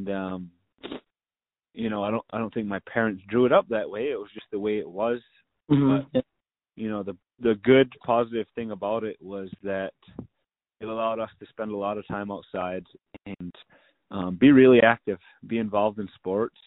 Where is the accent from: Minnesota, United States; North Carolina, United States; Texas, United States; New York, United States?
New York, United States; Onondaga Nation; growing up in Onondaga Nation